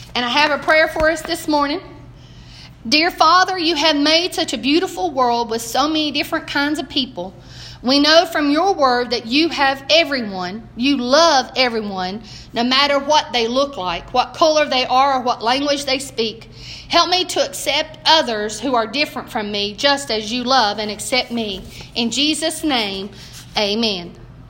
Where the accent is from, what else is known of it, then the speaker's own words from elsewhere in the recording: Southern United States, United States; accent: Southern; I speak Southern. He, I'm Southern American